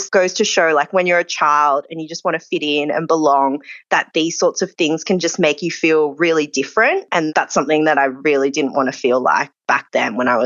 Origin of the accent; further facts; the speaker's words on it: Australia; And I'm Asian Australian